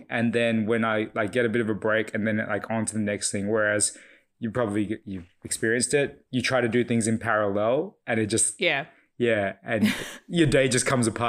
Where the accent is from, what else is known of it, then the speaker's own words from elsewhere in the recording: Ryde, New South Wales, Australia; Yeah, so I was born and raised here in Bryde, Sydney, so just northwestern suburbs area. My background is Fijian Chinese.